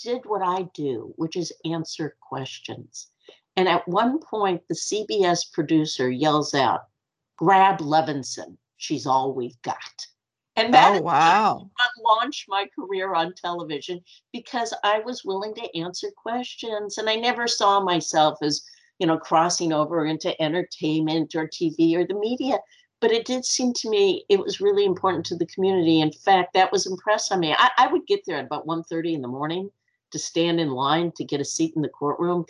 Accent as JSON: {"language": "English", "town": "Los Angeles", "region": "California", "country": "United States", "tie": "born or raised there", "said": "I'm from Los Angeles"}